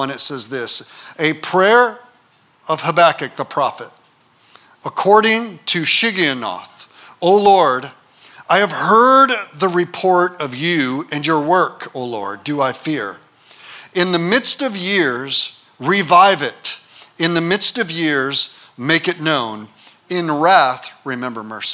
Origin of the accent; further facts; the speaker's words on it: Detroit, Michigan, United States; also born or lived in Grand Rapids, Michigan; now in Kalamazoo, United States; I was born in Detroit. My mother was 20. My dad was 19 years old when I was born. My dad was a minor league baseball player, threw his arm out, got addicted to heroin, left my mom and me in an apartment in the inner city of Detroit